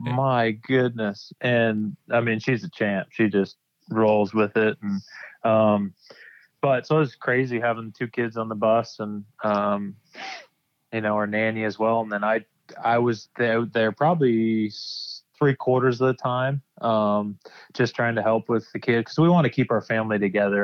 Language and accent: English; Canada; moved away as an adult; also born or lived in Ottawa, Canada / Nashville, United States; I was almost 11 years in Ottawa, which is about a three-hour drive from my hometown